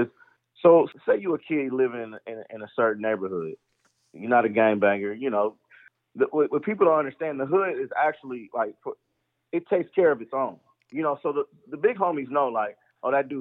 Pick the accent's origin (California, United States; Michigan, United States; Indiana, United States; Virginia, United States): California, United States; Los Angeles; I grew up in Los Angeles.